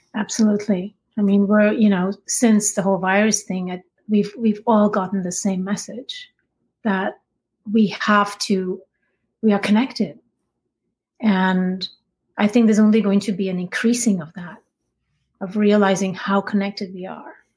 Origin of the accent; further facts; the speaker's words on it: India; I grew up in India.